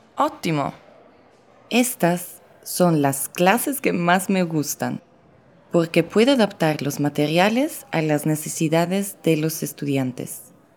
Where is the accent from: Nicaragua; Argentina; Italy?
Italy; first language Italian; Spanish is a second language; moved away as an adult; also born or lived in Mexico City, Mexico; soy italiana pero vivo en Ciudad de México desde hace tres años